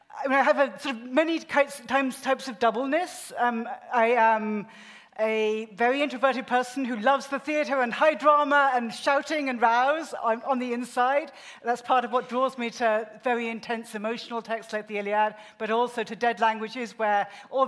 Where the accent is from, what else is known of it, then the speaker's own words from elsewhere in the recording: United Kingdom; moved away as an adult; now in United States; I grew up in the UK, as you can tell, we're shy British girls, but I've also spent the last 25 years, something that feels unreal amount of time in the US.